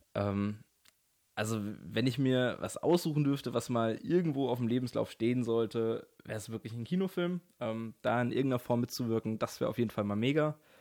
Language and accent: German; Mannheim area, Baden-Württemberg, Germany; Ich komme so aus der Ecke Mannheim, bisschen außerhalb